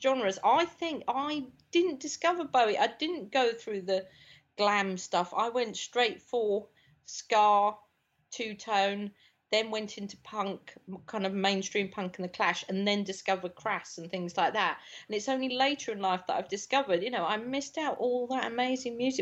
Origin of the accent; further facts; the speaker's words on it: London, United Kingdom; I grew up in South London